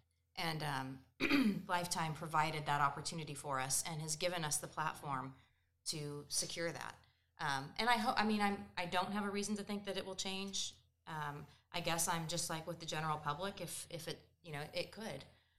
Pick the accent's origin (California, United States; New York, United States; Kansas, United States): Kansas, United States; Emporia; born or raised there